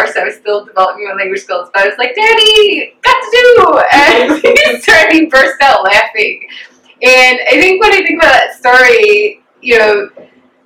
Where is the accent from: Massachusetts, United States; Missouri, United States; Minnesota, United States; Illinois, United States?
Illinois, United States; Chicago; born or raised there; also born or lived in Dallas, Texas, United States